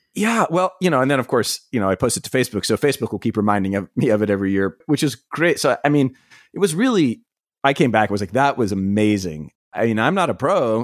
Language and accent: English; East Coast, United States; I grew up on the East Coast, going to, like, Myrtle Beach and sometimes down to the Gulf